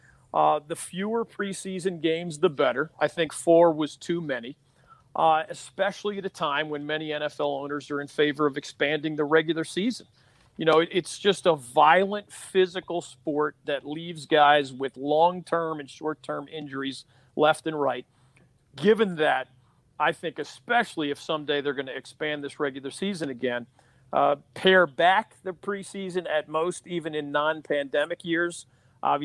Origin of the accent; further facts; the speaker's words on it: Philadelphia, Pennsylvania, United States; moved away; I grew up in Philadelphia